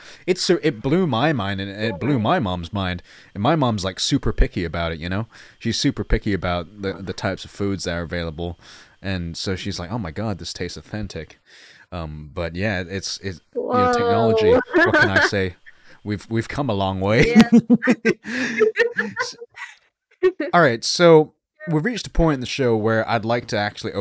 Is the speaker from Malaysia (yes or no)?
yes; Malaysia; moved away; I'm actually originally from Malaysia, so for me, spiciness runs in the family